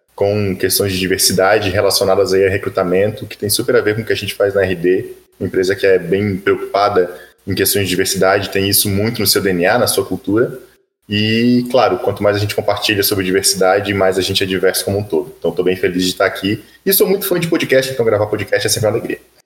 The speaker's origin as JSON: {"language": "Portuguese", "town": "Florianópolis", "region": "Santa Catarina", "country": "Brazil", "tie": "born or raised there", "said": "sou manezinho de Flanops"}